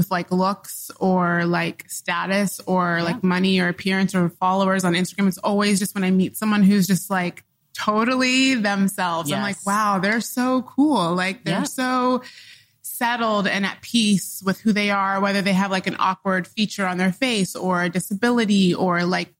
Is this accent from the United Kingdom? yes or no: no; Oklahoma, United States; born there; also born or lived in Dodge City, Kansas / Illinois / Michigan; I moved around a lot when I was growing up. I was born in Oklahoma. I moved to Dodge City, Kansas. Then I moved to Illinois, Michigan. Then I moved to Illinois, like a lot of really small towns throughout the middle of the country